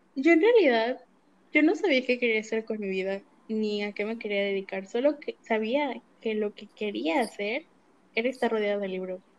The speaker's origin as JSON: {"language": "Spanish", "region": "State of Mexico", "country": "Mexico", "said": "yo soy del Estado de México"}